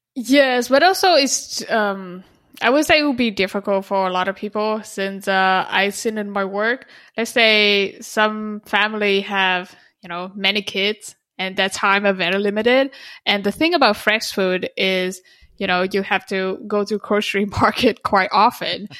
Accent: Vietnam; moved away; I'm from Vietnam

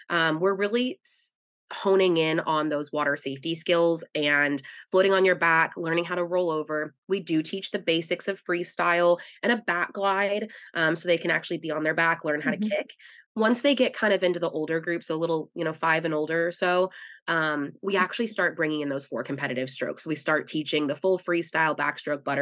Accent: Minnesota, United States; now in Texas, United States; I grew up in Minnesota as a really young kid

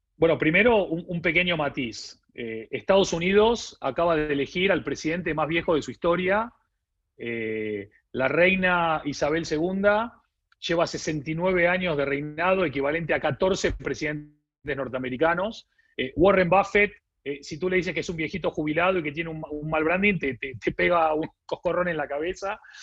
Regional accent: Argentina; accent: Argentine; moved away as an adult; now in Spain; yo vengo de un país que es Argentina, como se habrán dado cuenta por mi acento, a pesar de que ya vivo 20 años en España, viví 30 en Argentina

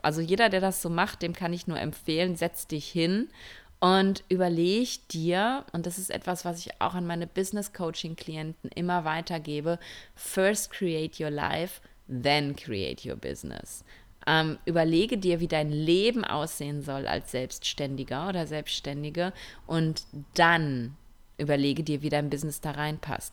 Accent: Ruhr area, North Rhine-Westphalia, Germany; now in Spain; ich komme ja aus dem Ruhrpott

